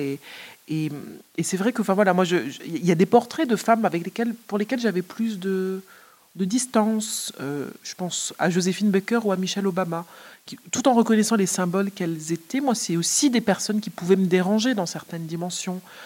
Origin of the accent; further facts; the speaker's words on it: Martinique; Je suis de Martinique